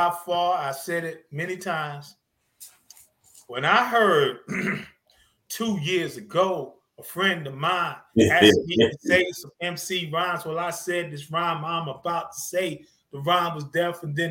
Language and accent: English; Zebulon, North Carolina, United States; I'm a kid from the South, man. I'm from Zebulon, North Carolina. Man, I lived on a dirt road.